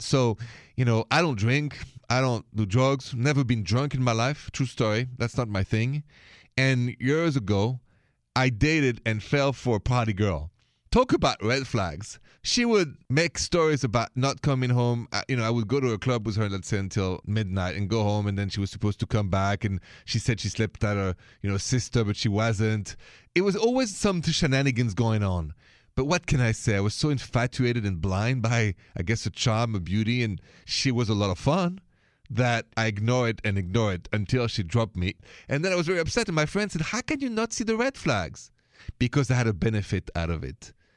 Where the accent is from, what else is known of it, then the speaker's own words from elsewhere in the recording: Paris, Île-de-France, France; accent: French; English is a second language; now in United States; If it's the first time you hear my accent, it's French, c'est français. Straight from Paris, the city of lovers